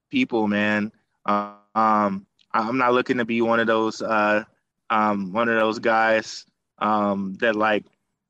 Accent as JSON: {"language": "English", "town": "Detroit", "region": "Michigan", "country": "United States", "said": "I'm from Detroit."}